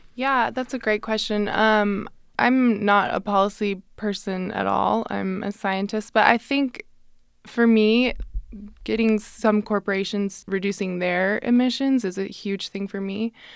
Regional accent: Salt Lake City, Utah, United States; I'm from Salt Lake City originally

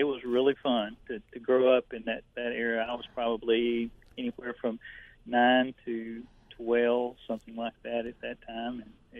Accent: Lufkin, Texas, United States; And growing up in the Lufkin area

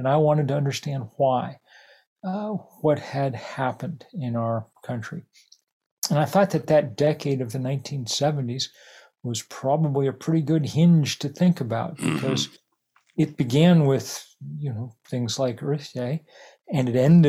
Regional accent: Lexington, Massachusetts, United States; moved away; also born or lived in Northern California; I grew up in Lexington, Massachusetts, which was the first battle of the Revolution there on Lexington Green.

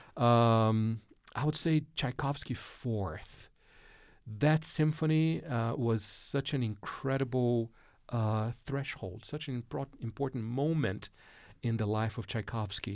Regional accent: Brazil; moved away; Growing up in Brazil, uh, mid-sixties, uh, early seventies

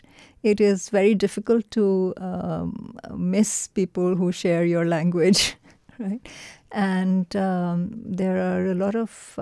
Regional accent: Pakistan; moved away as an adult; now in Fayetteville, United States; from Pakistan. And I'm here in Fayetteville, Arkansas

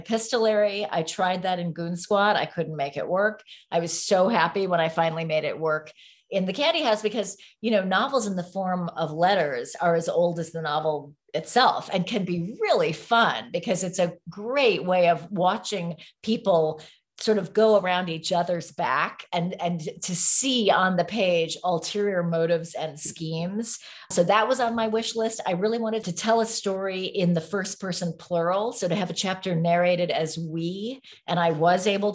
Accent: San Francisco, California, United States; So I grew up in San Francisco. We didn't move there until 1969

